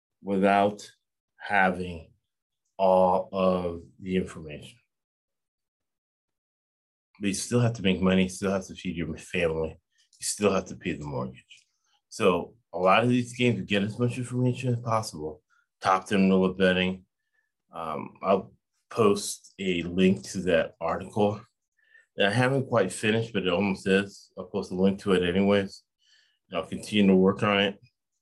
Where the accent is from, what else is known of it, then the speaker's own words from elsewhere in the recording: West Coast, United States; born there; also born or lived in Florida / Boston / New York / Austin; now in California, United States; so I was born on the West Coast. I lived in the East Coast. 20 years in Florida, 2 years in Boston, 2 years in New York. Then I went to Austin, Texas, and then back here in California.